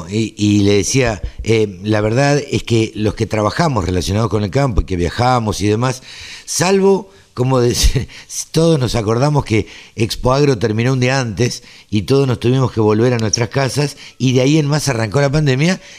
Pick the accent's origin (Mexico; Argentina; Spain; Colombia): Argentina; Maipú; yo soy oriundo de Maipú este, y el campo de la familia tampoco puede parar.